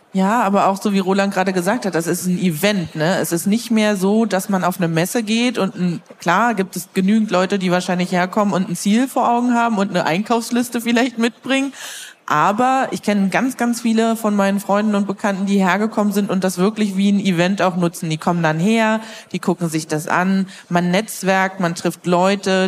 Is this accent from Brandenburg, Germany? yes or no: yes; Brandenburg, Germany; moved away; Ich komme ja eigentlich ursprünglich aus Brandenburg